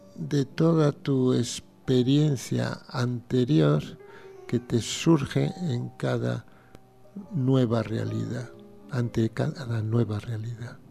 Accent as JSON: {"language": "Spanish", "town": "Pontevedra", "region": "Galicia", "country": "Spain", "tie": "born or raised there", "said": "Yo nací en una casita en Pontevedra, maravillosa"}